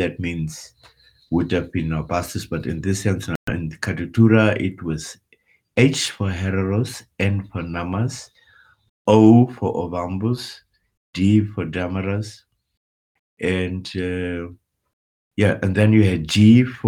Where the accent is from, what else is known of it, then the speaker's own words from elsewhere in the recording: Walvis Bay, Erongo, Namibia; first language Afrikaans; English is a second language; moved away; also born or lived in Windhoek, Namibia / Oberursel, Germany / Munich, Germany; moved to the coast, and it is where I was born